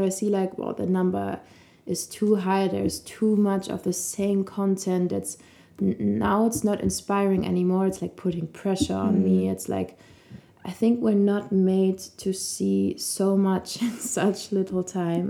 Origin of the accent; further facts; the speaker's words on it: Cologne, North Rhine-Westphalia, Germany; now in Munich, Germany; I'm from Cologne, like you